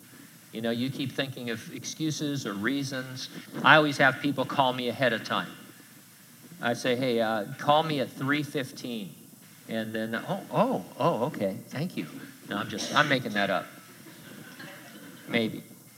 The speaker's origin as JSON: {"language": "English", "town": "San Bernardino", "region": "California", "country": "United States", "tie": "born or raised there", "said": "I grew up in San Bernardino. I lived there my whole life, and we were going to an event."}